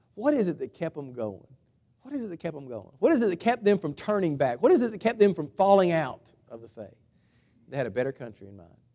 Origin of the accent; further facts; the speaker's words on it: United States; I'm, I'm American, patriotic